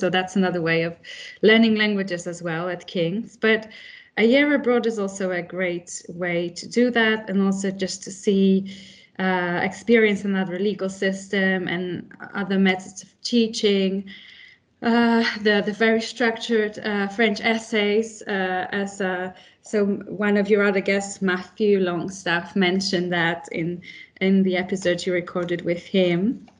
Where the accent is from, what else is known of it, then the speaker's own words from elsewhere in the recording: Warsaw, Masovian Voivodeship, Poland; English is a second language; moved away as an adult; also born or lived in United Kingdom; And for me, my home country is Poland.